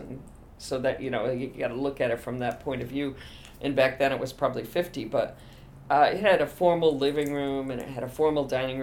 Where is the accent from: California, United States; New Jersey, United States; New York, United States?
New York, United States; Boonville; also born or lived in Endicott, New York / Lyons Falls, New York / Syracuse, New York; I grew up in Boonville, New York.